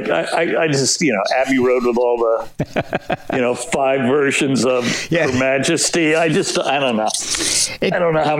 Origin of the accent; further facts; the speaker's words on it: New Jersey, United States; I grew up in New Jersey, so I really felt the pull of Manhattan